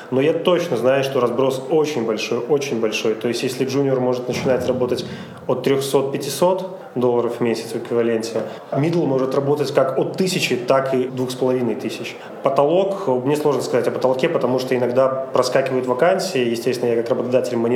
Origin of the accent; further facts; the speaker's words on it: Minsk, Belarus; Ну да, все верно.